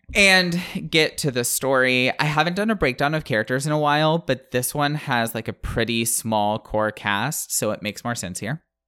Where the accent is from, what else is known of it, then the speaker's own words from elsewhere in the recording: the Panhandle of Florida, United States; I grew up in the Panhandle of Florida